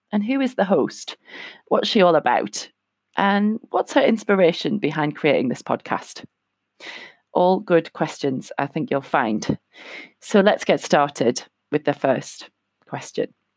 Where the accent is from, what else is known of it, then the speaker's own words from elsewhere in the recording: North East England, United Kingdom; moved away; I'm from England, uh, currently living in the Northeast, um, where I originally am from, just moved back here a year and a half ago.